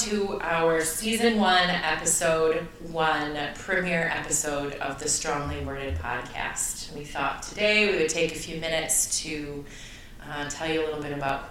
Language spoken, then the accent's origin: English; Flint, Michigan, United States; moved away as an adult; also born or lived in Chicago; I am originally from Flint, Michigan. I lived there till I was 18 years old